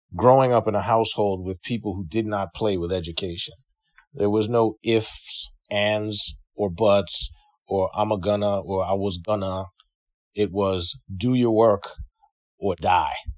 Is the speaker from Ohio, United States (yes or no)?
no; Freeport, New York, United States; moved away; also born or lived in Manhattan, New York / Bronx, New York / Brooklyn, New York / Tacoma Park, Maryland; I grew up pretty much in Long Island, Freeport, to be exact, South Shore